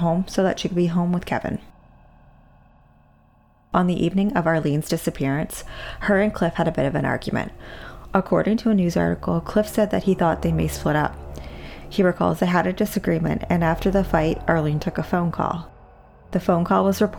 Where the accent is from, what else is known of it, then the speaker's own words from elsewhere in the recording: Eastern Passage, Nova Scotia, Canada; Eastern Passage is my hometown. I grew up and went to school here.